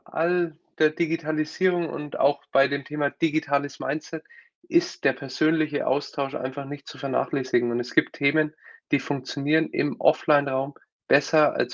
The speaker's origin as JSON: {"language": "German", "town": "Nuremberg", "region": "Bavaria", "country": "Germany", "tie": "born or raised there", "also_born_or_lived": "United States", "said": "Ich komme aus Nürnberg, äh, geboren und aufgewachsen, klassischer BWL-Hintergrund, war dann zweimal länger in den USA"}